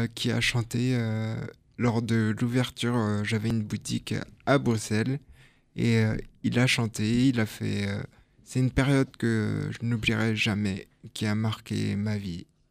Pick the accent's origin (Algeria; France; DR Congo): France; moved away as an adult; also born or lived in Belgium; je suis français. Hein. je suis parti en Belgique ah juste pour mes études